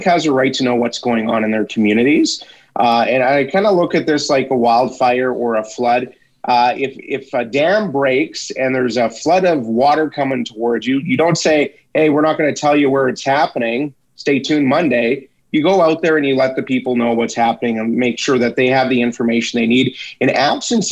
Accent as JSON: {"language": "English", "town": "Athabasca", "region": "Alberta", "country": "Canada", "tie": "born or raised there", "lives_now": "Edson, Canada", "said": "my hometown of Athabasca"}